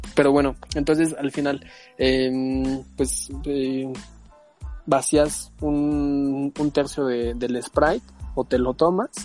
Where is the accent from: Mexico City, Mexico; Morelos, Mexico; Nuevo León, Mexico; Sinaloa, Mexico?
Mexico City, Mexico; also born or lived in Irapuato, Guanajuato; Desde pequeño me vine a vivir acá en la Ciudad de México.